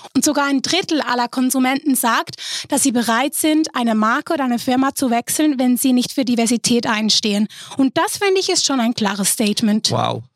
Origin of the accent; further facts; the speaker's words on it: Switzerland; bei uns in der Schweiz